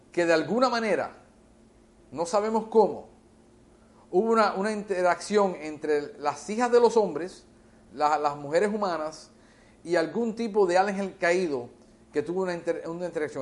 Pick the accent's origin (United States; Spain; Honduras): United States; first language English; Spanish is a second language; Yo me crié en este país de la edad de un año, en los Estados Unidos. Yo aprendí inglés, mi primera lengua es inglés